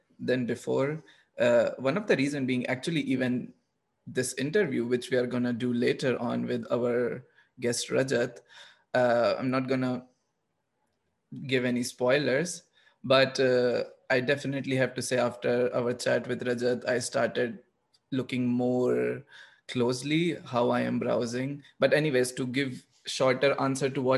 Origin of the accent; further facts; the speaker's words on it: India; moved away; I'm coming from India where data privacy is not so important.